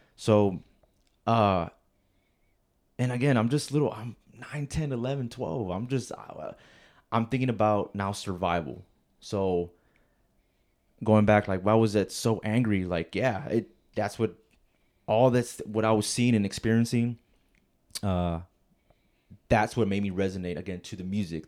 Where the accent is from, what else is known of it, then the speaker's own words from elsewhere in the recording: Rio Grande Valley, Texas, United States; also born or lived in Alamo, Texas; I'm from the Valley, Rio Grande Valley, uh, down in Texas